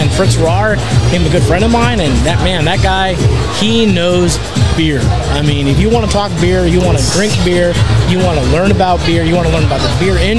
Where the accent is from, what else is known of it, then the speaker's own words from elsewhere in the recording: Mission, Texas, United States; moved away; And I was like, yeah, I'm from Mission, actually.